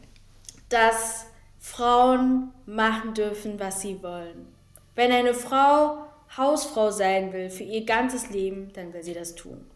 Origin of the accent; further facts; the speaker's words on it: Germany; ich bin deutsch. So, ich war noch nie in Angola oder Kongo gewesen. So, ich bin mhm. deutsch. Ich kenne nichts anderes. Es ist leider Gottes mein Heimatland